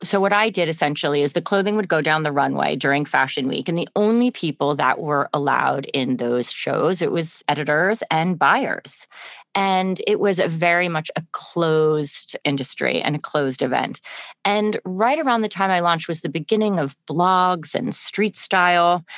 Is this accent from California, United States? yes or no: no; Connecticut, United States; I grew up in Connecticut